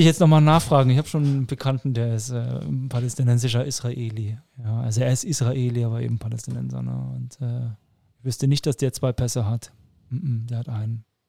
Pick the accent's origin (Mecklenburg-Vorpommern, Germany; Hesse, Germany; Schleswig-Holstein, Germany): Hesse, Germany; Frankfurt am Main; moved away; also born or lived in Nuremberg; ich bin Hesse. Also ich bin Frankfurter, in Frankfurt am Main geboren, aber mit österreichischem Pass